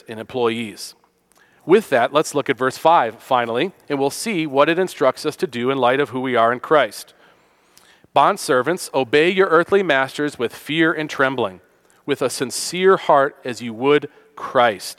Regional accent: Western New York, United States; I grew up in Western New York, the Rust Belt, as it's called

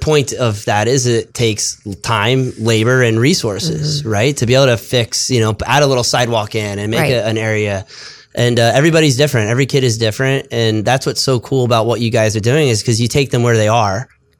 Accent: South Florida, United States; I'm from South Florida where everybody golfs.

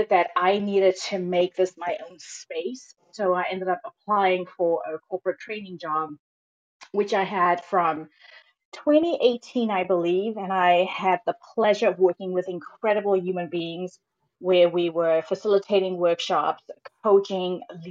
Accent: Cape Town, Western Cape, South Africa; moved away as an adult; also born or lived in Stellenbosch, South Africa; now in San Francisco Bay Area, United States; I'm originally from Cape Town, South Africa. I currently live in the San Francisco Bay Area

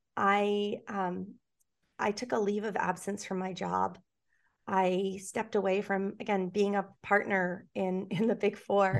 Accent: New York City, New York, United States; I grew up in New York City. I grew up on the Upper West Side of Manhattan

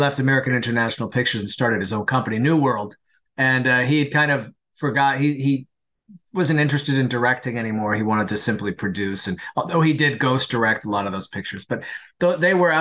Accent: Canada; I'm Canadian

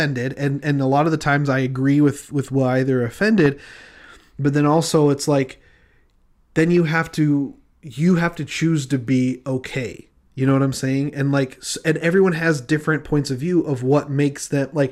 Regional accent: Utah, United States; I grew up in Utah

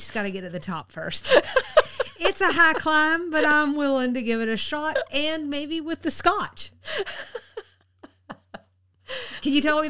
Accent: Henry County, United States; from Henry County.

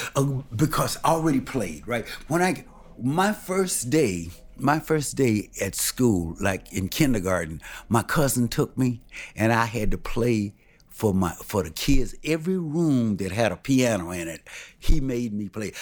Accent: Milwaukee, Wisconsin, United States; also born or lived in Carthage, Mississippi; I was born in Carthage, Mississippi, but I came to Milwaukee real early.

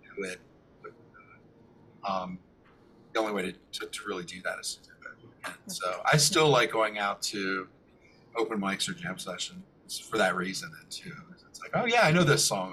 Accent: Millersville, Pennsylvania, United States; also born or lived in Lancaster, Pennsylvania; I grew up in Millersville

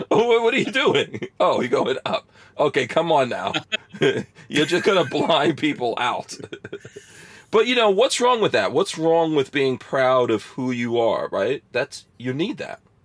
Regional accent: Guyana; now in United States; I was born in Guyana, and I'm half black and half Indian

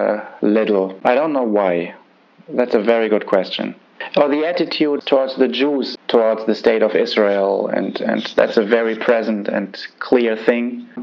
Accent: Germany; so I grew up in West Germany.

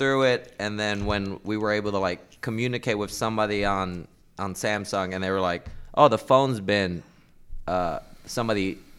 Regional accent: Puerto Rico; also born or lived in Florida; now in New York, United States; So I grew up in Puerto Rico, and I've been in New York. I've been back in New York now for like 12 years.

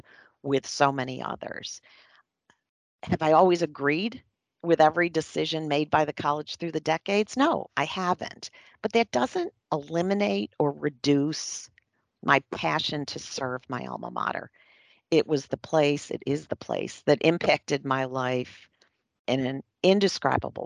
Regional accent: Western New York, United States; I grew up in Western New York

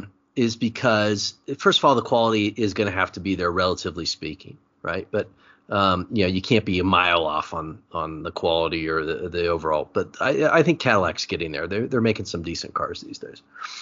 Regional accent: Germany; English is a second language; Born bred German, right? Yeah.

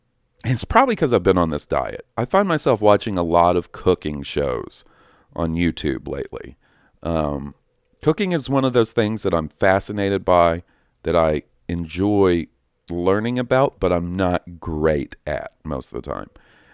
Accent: San Francisco, California, United States; I'm from San Francisco, California, Haight Ashbury neighborhood, and I'm a lifelong Star Wars fan.

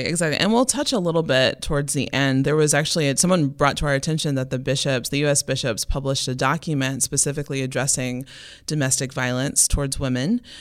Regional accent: Memphis, Tennessee, United States; moved away; I'm originally from Memphis, Tennessee

